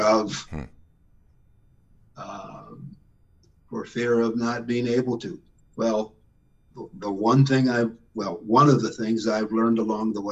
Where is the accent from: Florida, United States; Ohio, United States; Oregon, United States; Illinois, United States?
Ohio, United States; Canton; moved away; growing up in Canton, Ohio, the options for a young black kid were, you know, not all that great